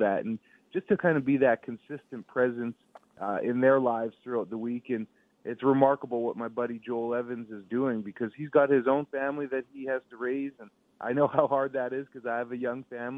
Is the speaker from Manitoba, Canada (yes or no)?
yes; Winnipeg, Manitoba, Canada; I'm born and raised in Winnipeg